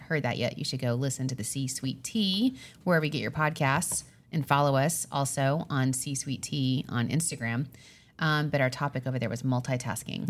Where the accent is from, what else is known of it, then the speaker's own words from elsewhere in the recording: Long Island, New York, United States; We're from Long Island, so we say, "How you doing? How you doing?"